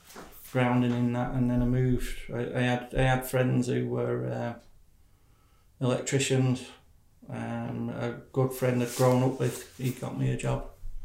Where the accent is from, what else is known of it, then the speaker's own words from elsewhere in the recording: Oldham, North West England, United Kingdom; North of England, northwest in Oldham. Born in Oldham, a little town called Oldham